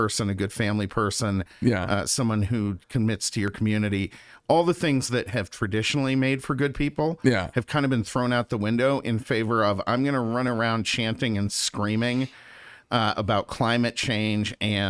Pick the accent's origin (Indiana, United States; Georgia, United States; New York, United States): New York, United States; Lake Placid; now in Phoenix, United States; I say New York, and everyone thinks glass towers and all that, but I'm from far upstate New York. So we were outside of Lake Placid, New York.